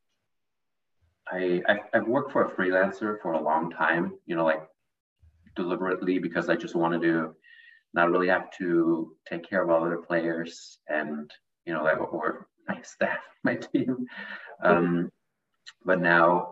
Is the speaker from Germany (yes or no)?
yes; Germany; moved away as an adult; now in United States; I'm actually also from Germany. I've been living in the United States for 7 years.